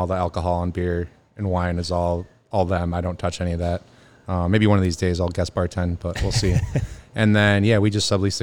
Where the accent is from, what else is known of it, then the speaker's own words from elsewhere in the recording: Detroit, Michigan, United States; moved away as an adult; also born or lived in Charlotte, North Carolina / Austin, Texas; now in San Clemente, United States; we were pretty much born and raised in Detroit up until I was 18